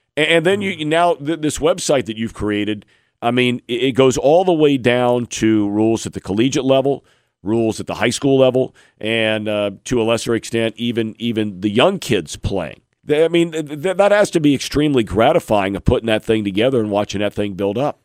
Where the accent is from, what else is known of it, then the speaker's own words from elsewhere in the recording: Cincinnati, Ohio, United States; As a kid myself growing up in Cincinnati